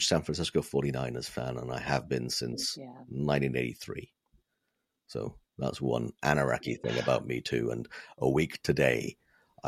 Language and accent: English; Wales, United Kingdom; first language Welsh; English is a second language; Until the age of 12, all of my schooling was done through the Welsh language.